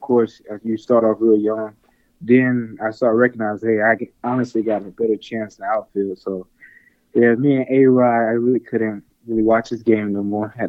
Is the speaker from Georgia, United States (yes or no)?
yes; Atlanta, Georgia, United States; Yes, I'm from Atlanta, Georgia, yes.